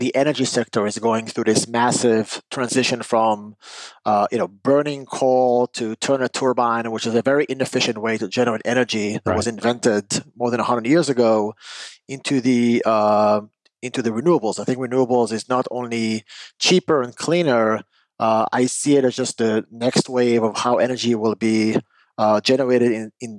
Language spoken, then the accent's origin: English; Israel; moved away; I'm originally from Israel when I grew up